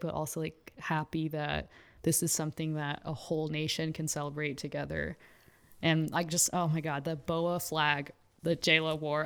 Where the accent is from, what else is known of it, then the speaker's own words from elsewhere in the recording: Houston, Texas, United States; moved away as an adult; I grew up in Houston